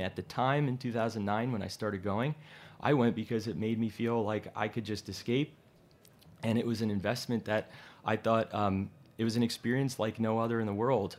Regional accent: Jersey Shore, New Jersey, United States; moved away as an adult; also born or lived in Virginia; now in New York, United States; I grew up in New Jersey, the Jersey Shore

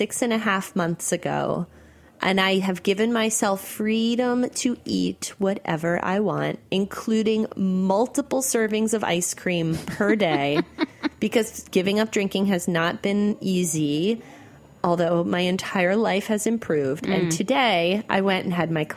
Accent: Northeast, United States; also born or lived in New York; I grew up in the Northeast

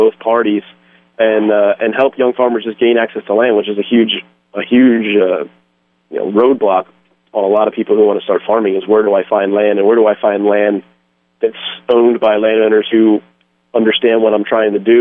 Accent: just outside of Philadelphia, Pennsylvania, United States; also born or lived in Delaware / Georgia / Lehigh Valley, Pennsylvania; I am from Pennsylvania. I grew up just outside of Philadelphia

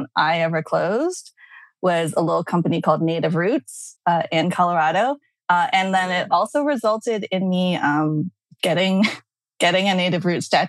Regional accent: Vancouver, British Columbia, Canada; moved away as an adult; also born or lived in Brunei; now in New York, United States; I'm originally from Vancouver, Canada.

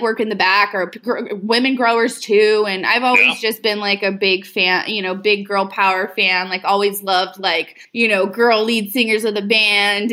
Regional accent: Houston, Texas, United States; moved away as an adult; now in Oregon, United States; originally I'm from Houston and I moved to Oregon in 2015 with my boyfriend at the time.

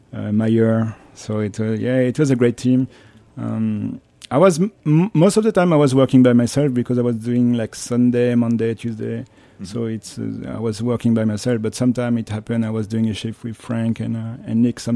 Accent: France; English is a second language; moved away as an adult; now in New York, United States; I was actually very thrilled because, you know, I was coming from France and I had my first job in New York.

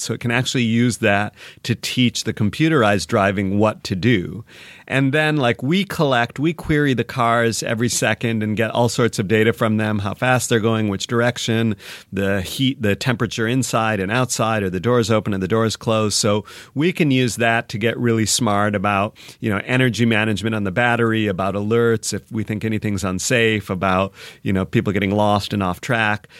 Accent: Michigan, United States; also born or lived in Seattle; now in Los Angeles, United States; I grew up in Michigan, but I was in Seattle a long time

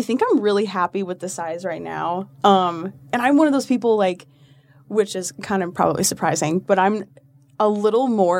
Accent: Colorado, United States; also born or lived in Texas; I'm from Colorado originally, and then we moved to a small town in Texas, and I acclimated pretty well to Texas

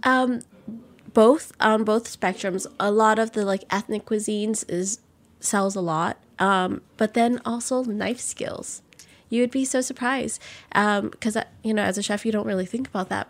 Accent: New Orleans, Louisiana, United States; born or raised there

